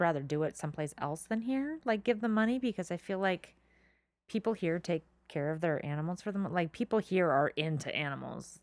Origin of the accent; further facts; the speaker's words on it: Marineland, California, United States; I grew up around Marine Land, not SeaWorld